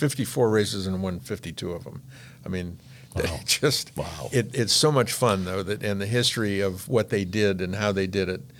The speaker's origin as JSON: {"language": "English", "town": "Newport Beach", "region": "California", "country": "United States", "tie": "born or raised there", "said": "I was a kid from Newport Beach"}